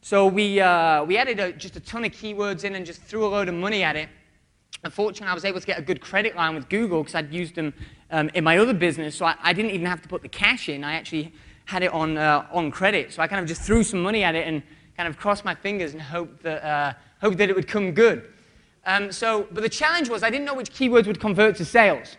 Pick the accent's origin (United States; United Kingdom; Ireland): United Kingdom; I'm British.